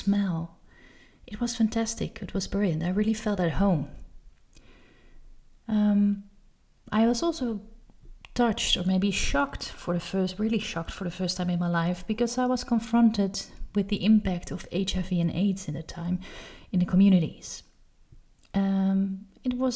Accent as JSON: {"language": "English", "town": "Amsterdam", "region": "North Holland", "country": "Netherlands", "tie": "born or raised there", "said": "I've been born and raised in Amsterdam, in the Netherlands."}